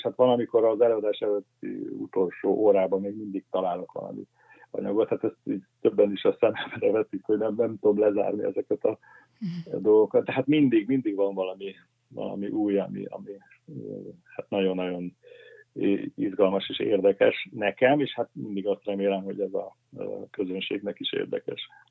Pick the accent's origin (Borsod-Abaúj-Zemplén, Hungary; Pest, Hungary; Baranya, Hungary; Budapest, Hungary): Baranya, Hungary; Pécs; Pécsen, ahol én felnőttem